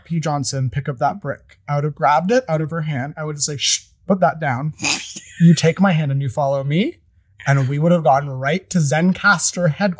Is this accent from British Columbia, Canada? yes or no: no; Toronto, Ontario, Canada; I grew up in Greektown